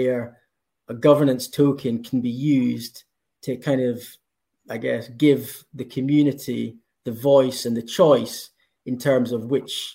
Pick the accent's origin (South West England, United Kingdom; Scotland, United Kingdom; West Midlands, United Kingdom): Scotland, United Kingdom; if you can tell from my accent, I'm from Scotland